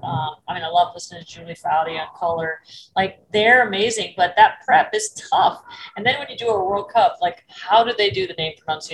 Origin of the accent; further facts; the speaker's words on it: Florida, United States; also born or lived in Massachusetts; I moved from Massachusetts to Florida when I was 10